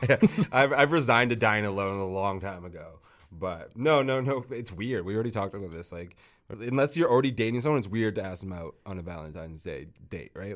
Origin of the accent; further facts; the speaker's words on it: Vancouver, British Columbia, Canada; I'm from Vancouver